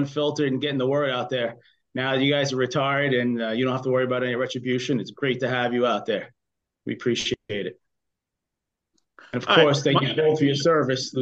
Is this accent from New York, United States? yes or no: yes; New York City, New York, United States; I grew up in Brooklyn, Sheepshead Bay, back in the 70s